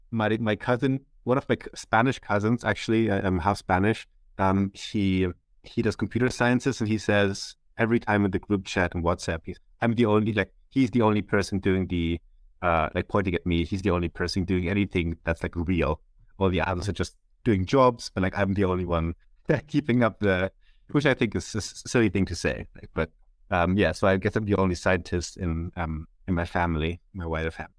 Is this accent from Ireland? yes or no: no; Germany; moved away as an adult; now in Switzerland; I'm from Germany. Um, as you might not, might not hear from my accent, um, but I've recently moved to Switzerland to, to do my P H D